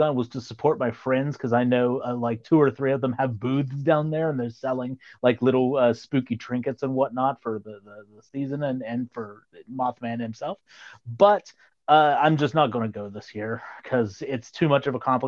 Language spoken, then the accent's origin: English; Southern Ohio, United States; accent: Southern Ohio; also born or lived in Point Pleasant, West Virginia / Arizona / Pennsylvania; my Southern Ohio accent